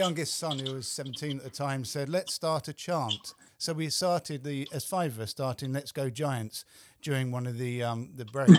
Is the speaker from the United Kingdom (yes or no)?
yes; England, United Kingdom; being English